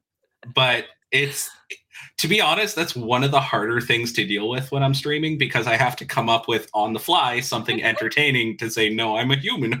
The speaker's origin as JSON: {"language": "English", "country": "Canada", "said": "I have enjoyed being Canadian ever since"}